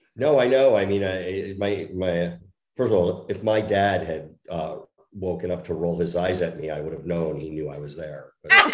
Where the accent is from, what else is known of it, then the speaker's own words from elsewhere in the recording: New Jersey, United States; moved away; I grew up in Jersey